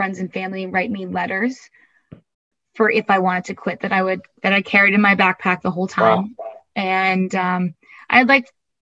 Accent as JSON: {"language": "English", "region": "Eastern Massachusetts", "country": "United States", "tie": "born or raised there", "said": "I grew up in Eastern Massachusetts, about an hour and a half south of Boston."}